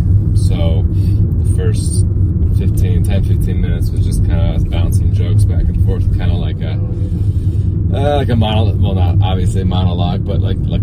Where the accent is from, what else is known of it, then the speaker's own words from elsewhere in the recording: Everett, Washington, United States; But I flew in from Everett, which is my hometown.